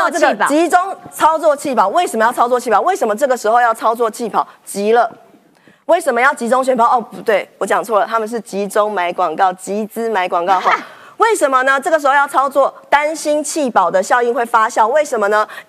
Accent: Taiwan; 以前我们就是受这样的教育长大的，所以呢，很多人是对国家没有什么概念。日本同学经常很好奇说啊，你们台湾跟中国现在的情况是怎么样？

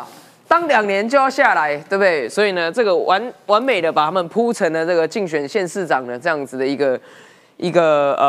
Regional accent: Taiwan; 我们台湾人期待的改革，期待的国会，

